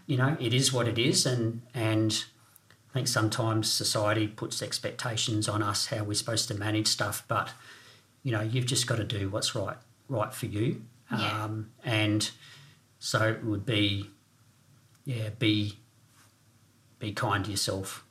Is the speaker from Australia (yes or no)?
yes; Renmark, South Australia, Australia; also born or lived in Northern Territory / Southwest Victoria; growing up in the Riverland in Renmark